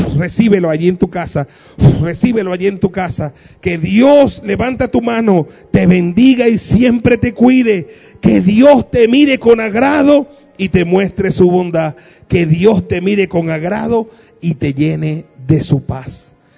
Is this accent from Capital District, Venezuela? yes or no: yes; Caracas, Capital District, Venezuela; Yo como venezolano y como persona que me crié en el 23 de enero en Caracas